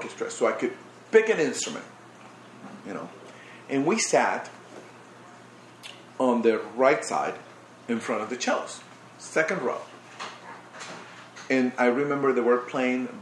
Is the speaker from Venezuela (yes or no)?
yes; Barquisimeto, Lara, Venezuela; moved away; I grew up in Barquisimeto, it's a small city.